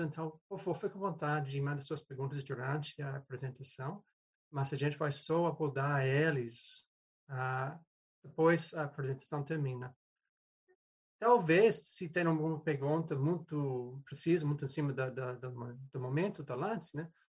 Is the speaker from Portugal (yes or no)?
no; New Zealand; Portuguese is a second language; moved away; also born or lived in London; E eu sou da Nova Zelândia inicialmente, mas eu estava morando em Londres